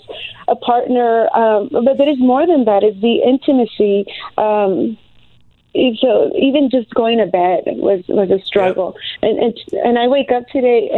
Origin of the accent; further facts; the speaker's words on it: United States; I'm American. I am with Mexican descent. My father is Mexican, and my mother is Salvadorian, and they met in California